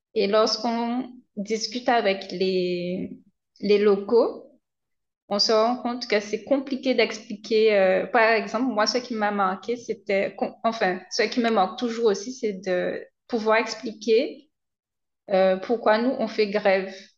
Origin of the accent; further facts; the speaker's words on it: Guadeloupe; je suis chez moi, je ne connais pas tout déjà chez moi en Guadeloupe